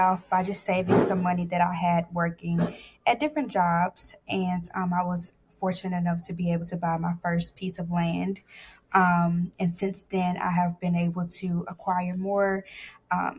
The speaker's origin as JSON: {"language": "English", "town": "Athens", "region": "Georgia", "country": "United States", "tie": "born or raised there", "said": "I grew up in Athens, Georgia"}